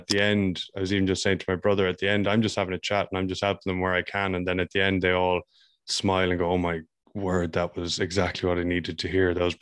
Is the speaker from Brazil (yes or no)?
no; Mayo, Connacht, Ireland; moved away as an adult; also born or lived in United States; now in Vancouver, Canada; I'm from Ireland. I'm from Mayo and living in Vancouver now.